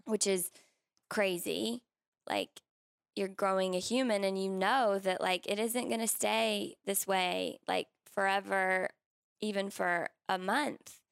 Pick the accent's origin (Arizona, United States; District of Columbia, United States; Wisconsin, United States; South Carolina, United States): South Carolina, United States; I grew up in South Carolina